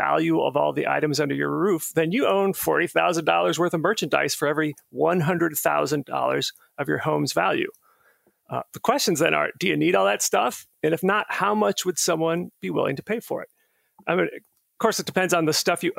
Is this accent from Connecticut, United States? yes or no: no; Clearwater, Florida, United States; now in Burke, United States; I grew up in Clearwater, Florida